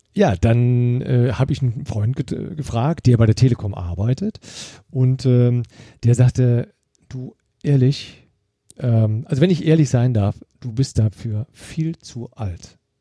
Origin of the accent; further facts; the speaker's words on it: Eifel, Germany; ich bin in der Eifel groß geworden